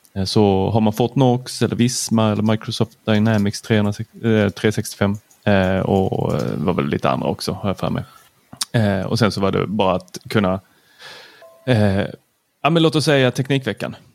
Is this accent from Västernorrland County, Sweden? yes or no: no; Lund, Skåne, Sweden; also born or lived in Helsingborg; jag är född i Lund